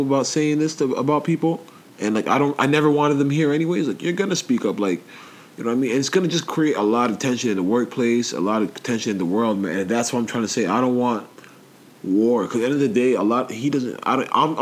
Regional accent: England, United Kingdom; now in Canada; I was born in England.

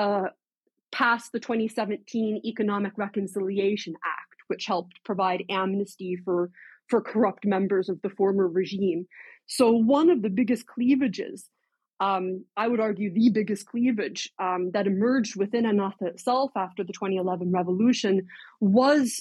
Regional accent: United States; as an American

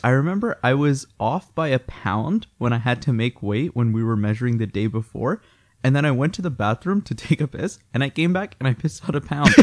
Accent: Chicago, Illinois, United States; now in Canada; I'm actually from Chicago

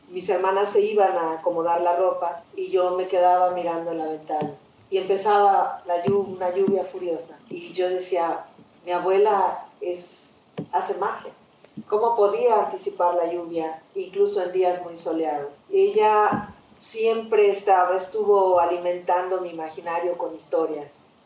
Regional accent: Yucatán, Mexico; soy de Yucatán y en mi teatro está la huella de mi lugar de nacimiento.

